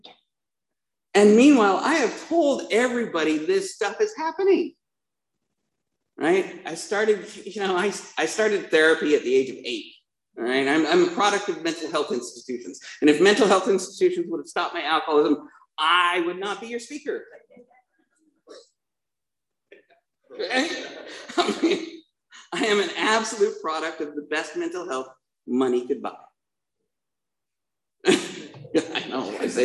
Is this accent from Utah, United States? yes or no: yes; Provo, Utah, United States; I was born in Provo, Utah